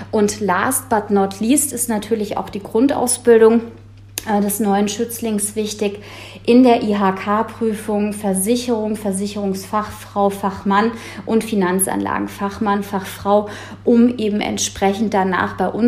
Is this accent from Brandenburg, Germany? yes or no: no; Frankfurt, Hesse, Germany; born there; ich bin 35 Jahre alt, wohnhaft und geboren in Frankfurt am Main